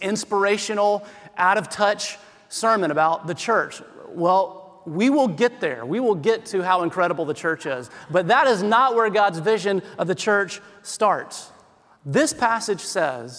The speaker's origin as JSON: {"language": "English", "region": "South Carolina", "country": "United States", "moved": "yes", "lives_now": "Oakland, United States", "said": "I'm from South Carolina."}